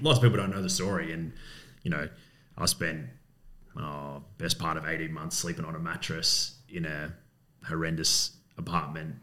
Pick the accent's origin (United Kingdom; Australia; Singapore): Australia; Coburg, Victoria; I grew up in Coburg in West Coburg many moons ago